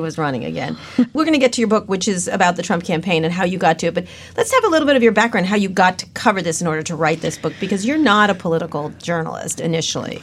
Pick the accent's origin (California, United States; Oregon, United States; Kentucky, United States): California, United States; San Francisco; I'm a lesbian from San Francisco